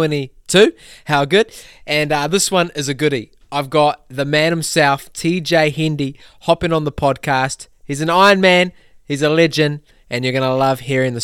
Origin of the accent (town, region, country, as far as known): New Zealand